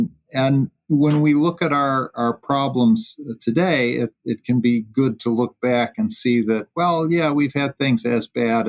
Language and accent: English; New York, United States; my home state, New York